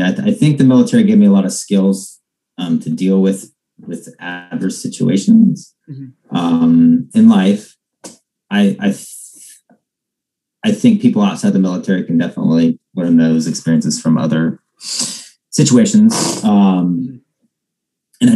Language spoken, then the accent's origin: English; Ohio, United States; I was born in Ohio